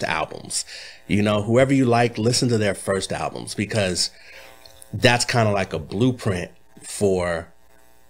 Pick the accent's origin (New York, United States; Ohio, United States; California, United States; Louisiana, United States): California, United States; Los Angeles; also born or lived in Inglewood / Bay Area; I was born in Inglewood, mm-hmm. and I was raised all over Los Angeles